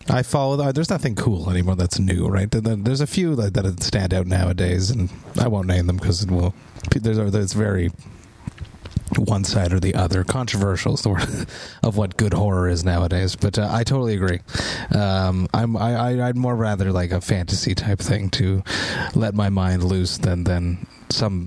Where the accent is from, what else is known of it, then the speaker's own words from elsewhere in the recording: Montreal, Quebec, Canada; I'm from Montreal